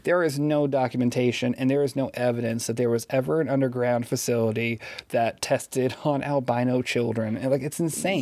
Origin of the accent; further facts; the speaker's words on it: Pierce City, Missouri, United States; also born or lived in Springfield, Missouri; I grew up in Pierce City.